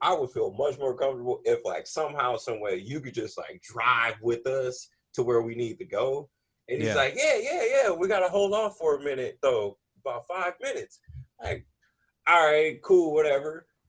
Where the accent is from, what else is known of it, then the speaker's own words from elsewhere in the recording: California, United States; Like, I ain't from out here. I'm from Cali.